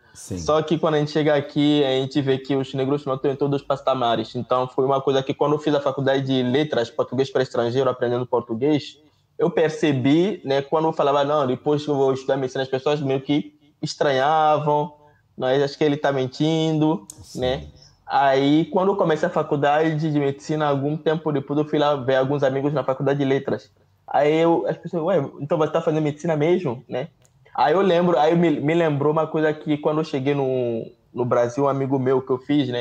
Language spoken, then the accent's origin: Portuguese; Togo; Portuguese is a second language; moved away as an adult; also born or lived in Rio de Janeiro, Brazil; now in Brazil; Em casa a gente falava francês, Mina e V.